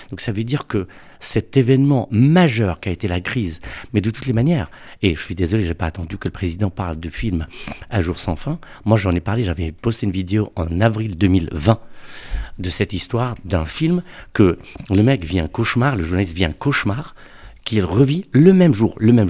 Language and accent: French; Morocco; now in Paris, France; quand je suis venu à Paris, euh, je suis venu du Maroc. Et au Maroc, vous savez, il y a les femmes de ménage, chauffeurs, etc.